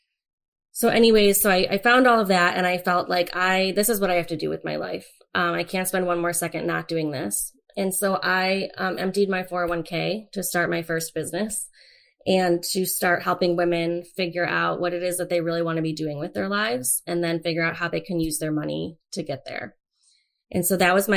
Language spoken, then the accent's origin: English; Avon, Ohio, United States; also born or lived in Cleveland, Ohio; I grew up in a small town, Avon, Ohio, which is growing all the time